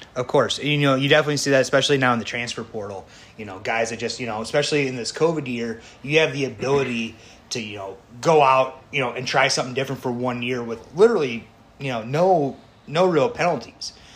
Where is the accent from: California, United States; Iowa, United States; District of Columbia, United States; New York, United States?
Iowa, United States; Dubuque County; I grew up in Dubuque County my entire life.